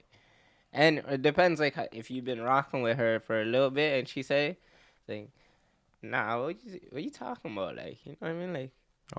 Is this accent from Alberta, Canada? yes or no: no; Toronto, Ontario, Canada; now in California, United States; I come from Driftwood, okay. Jane and Finch. Basically, it's, like, the west end of the city.